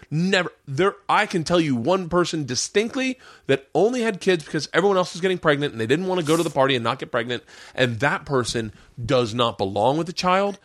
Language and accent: English; Florida, United States; I grew up in Florida